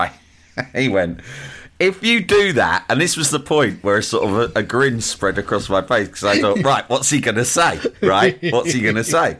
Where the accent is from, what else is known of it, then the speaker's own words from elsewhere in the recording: London, United Kingdom; I'm from London